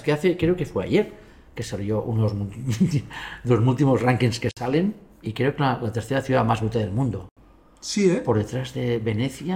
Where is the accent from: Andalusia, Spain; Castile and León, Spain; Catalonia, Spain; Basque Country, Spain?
Catalonia, Spain; Barcelona; yo vivo en la ciudad todavía, en mi barrio, Gracia. Así es. ¿eh? Que nació mi abuelo, mi padre, yo y mi hijo.